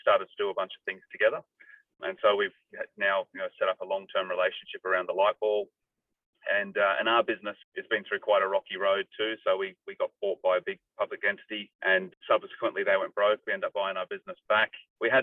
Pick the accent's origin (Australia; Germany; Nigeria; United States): Australia; I'm born and raised in Australia. Both my parents are from Ireland